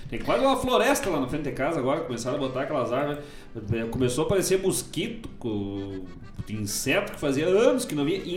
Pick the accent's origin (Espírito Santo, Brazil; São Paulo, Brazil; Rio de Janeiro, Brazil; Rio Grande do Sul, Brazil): Rio Grande do Sul, Brazil; Eu sou gaúcho e falo tchê.